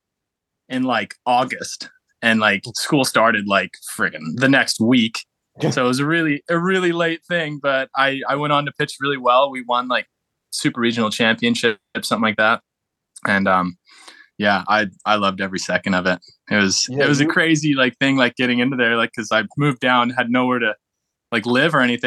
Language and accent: English; Canada; moved away as an adult; also born or lived in Seattle, United States / California, United States; I was born in the States, and I lived there until I was about 10. And then I moved up to Canada, finished high school